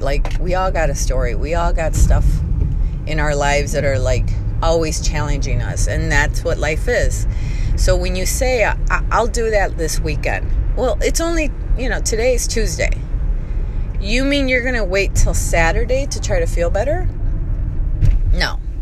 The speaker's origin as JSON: {"language": "English", "town": "Chicago", "region": "Illinois", "country": "United States", "said": "I come from Chicago."}